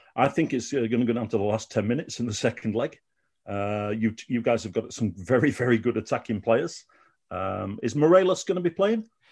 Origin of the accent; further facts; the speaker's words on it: Sheffield, Yorkshire and the Humber, United Kingdom; moved away as an adult; now in Malmö, Sweden; I grew up in Sheffield